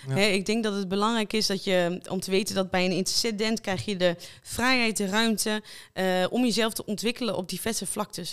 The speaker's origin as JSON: {"language": "Dutch", "town": "Lichtenvoorde", "region": "Gelderland", "country": "Netherlands", "said": "ik kom uit Lichtenvoorde, 25 jaar"}